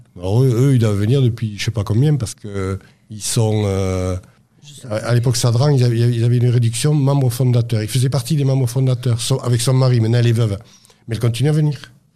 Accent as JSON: {"language": "French", "town": "Toulouse", "region": "Occitania", "country": "France", "tie": "born or raised there", "moved": "as an adult", "lives_now": "Aveyron, France", "said": "Je suis exilé dans l'Aveyron depuis 30 euh, ans passés, mais je suis toulousain. Je suis né à Toulouse et jusqu'à, jusqu'aux années jusqu'en 90, je, vivais à, à Toulouse."}